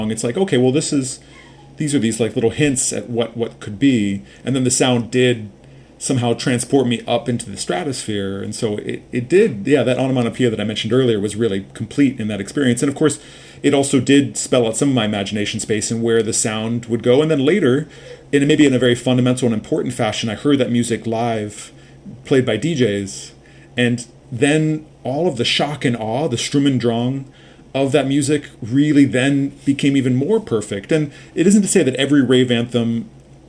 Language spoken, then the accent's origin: English; Los Angeles, California, United States; I grew up in Los Angeles